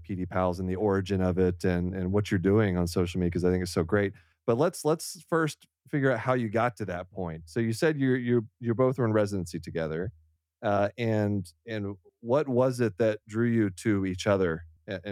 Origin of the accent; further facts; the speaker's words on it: Deer Park, Texas, United States; moved away; I grew up in Deer Park, Texas